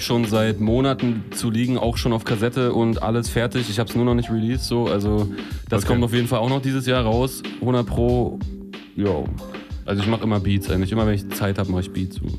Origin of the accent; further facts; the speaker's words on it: Neubrandenburg, Mecklenburg-Vorpommern, Germany; aus meiner Heimatstadt Neubrandenburg